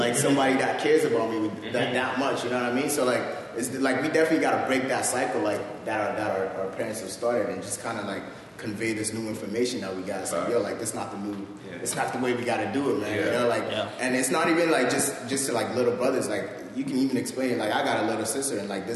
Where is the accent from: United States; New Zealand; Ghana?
Ghana; now in Canada; growing up in Ghana, it was me, my brother, and my mom, right? And then when we came here